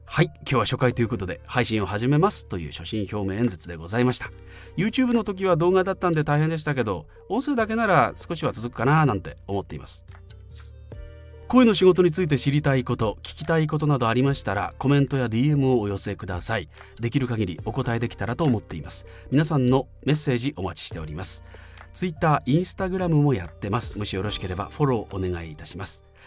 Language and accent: Japanese; Fukui, Japan; 現在35歳地元福井でナレーションイベント MC